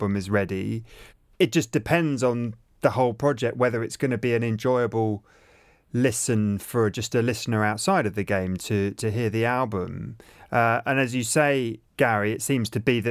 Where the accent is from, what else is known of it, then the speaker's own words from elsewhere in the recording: England, United Kingdom; I'm English and British, but my granddad was German